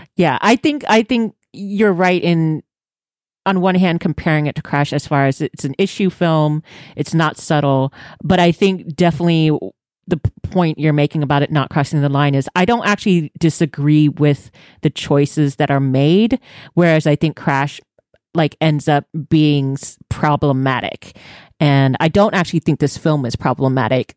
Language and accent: English; Texas, United States; being Texan